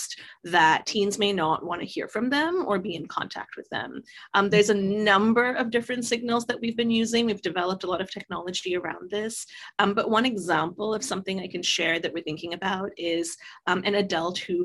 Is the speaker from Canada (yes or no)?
no; Singapore; moved away; I grew up in Singapore.